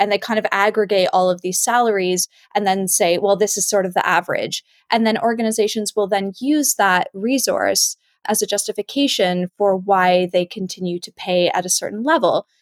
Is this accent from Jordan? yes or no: no; Canada; now in Perth, United Kingdom; I'm originally from Canada